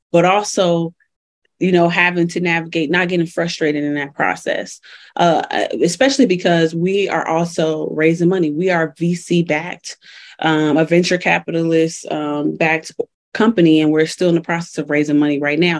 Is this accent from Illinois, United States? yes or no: yes; Chicago, Illinois, United States; moved away as an adult; now in Colorado, United States; so I'm originally from Chicago, which I rep forever. I've been in Colorado though for 10 years.